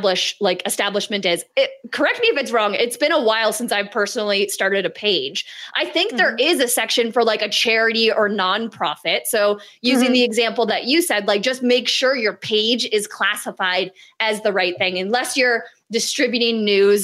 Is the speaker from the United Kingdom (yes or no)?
no; Canada; I'm Canadian